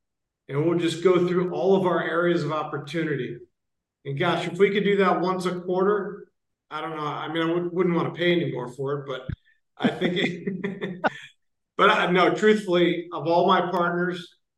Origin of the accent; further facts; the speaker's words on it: Ohio, United States; born there; also born or lived in Michigan / Florida / North Carolina; now in San Francisco, United States; I was born in Ohio, lived in Michigan, lived in Florida, lived in North Carolina, and now I'm out here.